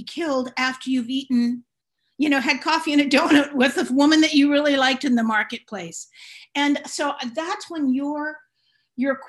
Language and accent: English; San Francisco, California, United States; also born or lived in Los Angeles; I grew up in San Francisco where it was Italians and Chinese.